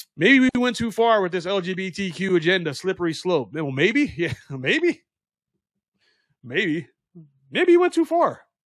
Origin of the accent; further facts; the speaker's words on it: United States; we are American citizens